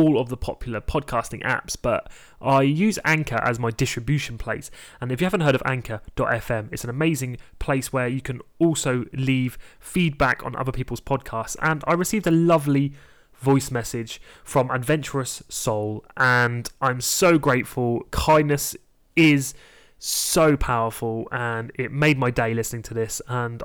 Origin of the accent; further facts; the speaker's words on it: United Kingdom; I'm British.